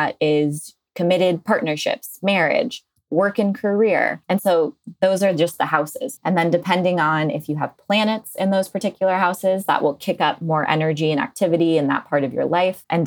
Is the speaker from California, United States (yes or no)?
yes; Bay Area, California, United States; I am a Bay Area born and raised